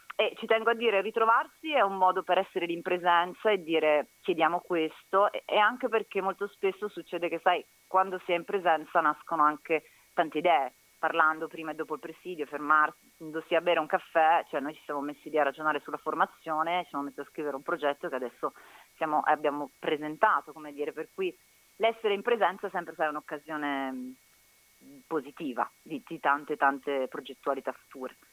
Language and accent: Italian; Brescia, Lombardy, Italy; now in Rome, Italy; Sono bresciana